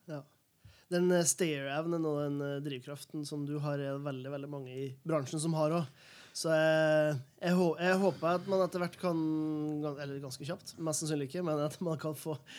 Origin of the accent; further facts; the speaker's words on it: Helgeland, Nordland, Norway; now in Oslo, Norway; hjemme på Helgeland.